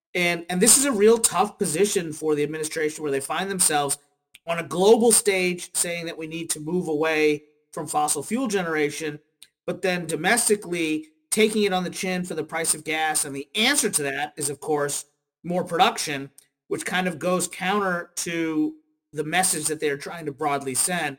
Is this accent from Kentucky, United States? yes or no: yes; Kentucky, United States; moved away as an adult; now in Washington, D.C., United States; I'm from Kentucky originally